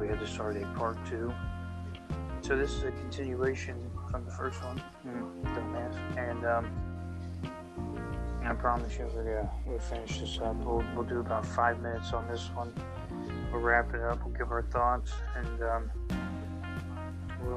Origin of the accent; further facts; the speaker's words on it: Kentucky, United States; I'm from the good 859